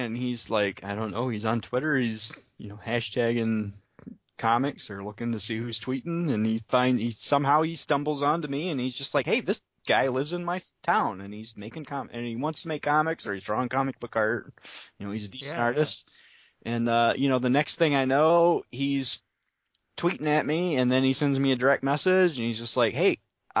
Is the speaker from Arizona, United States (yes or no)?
no; Indiana, United States; now in Bay City, United States; I'm from Indiana.